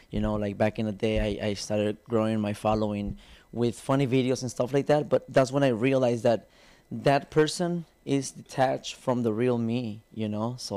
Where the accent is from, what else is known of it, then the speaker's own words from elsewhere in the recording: Guadalajara, Jalisco, Mexico; also born or lived in Tijuana; born in Tijuana, but I was born in Tijuana, and then they went back to Guadalajara when I was one year old